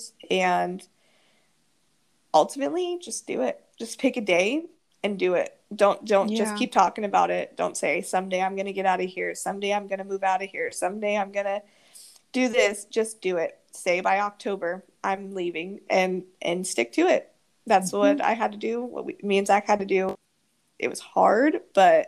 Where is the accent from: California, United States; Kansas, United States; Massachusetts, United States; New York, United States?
Kansas, United States; Wichita; moved away; I still sometimes wish I could be back in Wichita with my family and my friends